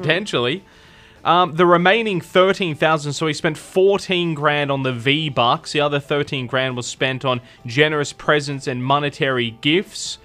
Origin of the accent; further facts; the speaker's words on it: Adelaide, South Australia, Australia; moved away as an adult; also born or lived in Tamworth; I was from Adelaide.